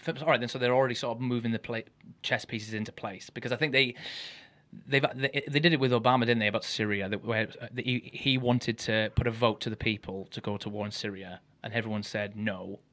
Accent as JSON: {"language": "English", "town": "Ammanford", "region": "Wales", "country": "United Kingdom", "said": "I'm from a very poor town anyway in Wales. And {S2} where are you from? {S1} Ammanford, not far from you."}